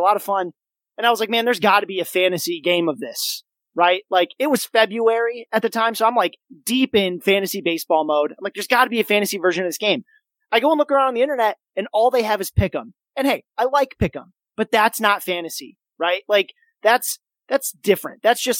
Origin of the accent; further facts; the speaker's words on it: Kalamazoo, Michigan, United States; My hometown of Kalamazoo, Michigan